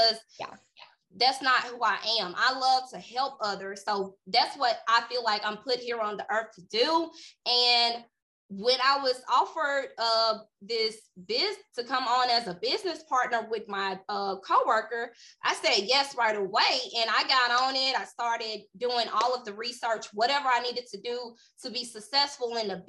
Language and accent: English; Greenwood, Mississippi, United States; I'm from a small town, Greenwood, Mississippi, very small town. Everybody knows everybody.